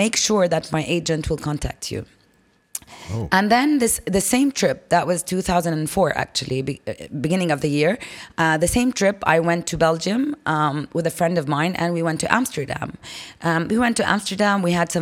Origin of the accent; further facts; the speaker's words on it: Jordan; I'm from Jordan.